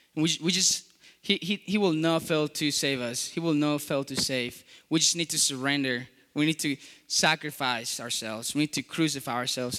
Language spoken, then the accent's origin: English; Colombia; English is a second language; moved away; I was born in Colombia